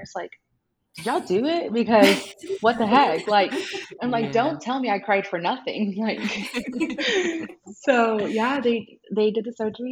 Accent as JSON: {"language": "English", "region": "small town in Texas", "country": "United States", "tie": "born or raised there", "said": "my hometown's kind of small"}